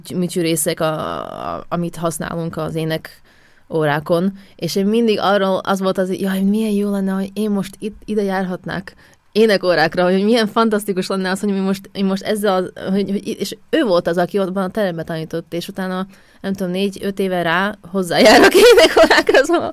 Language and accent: Hungarian; Košice, Košice Region, Slovakia; Hungarian is a second language; moved away as an adult; now in Vienna, Austria; Kassáról származok, Kassán születtem, Szlovákián